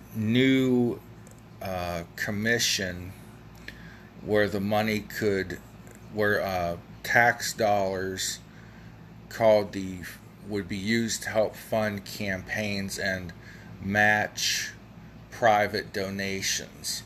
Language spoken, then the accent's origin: English; Ohio, United States; also born or lived in Kent, Ohio / Ravenna, Ohio / Akron, Ohio; here in my hometown of 3,500 some odd people